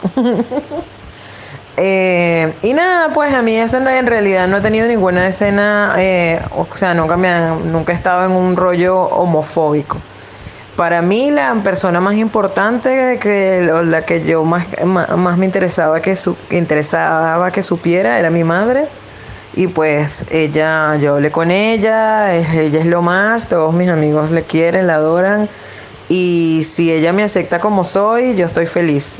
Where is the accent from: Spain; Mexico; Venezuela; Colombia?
Venezuela; moved away as an adult; now in Buenos Aires, Argentina; soy también de Venezuela